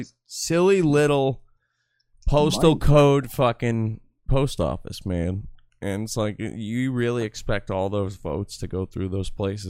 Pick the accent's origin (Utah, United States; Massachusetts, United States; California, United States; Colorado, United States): Massachusetts, United States; I come from the most voted Trump town. In Massachusetts